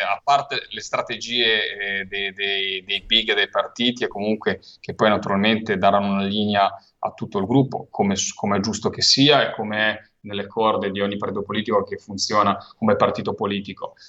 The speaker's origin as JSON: {"language": "Italian", "region": "Liguria", "country": "Italy", "said": "da Ligure, da pescatore, da uomo di mare"}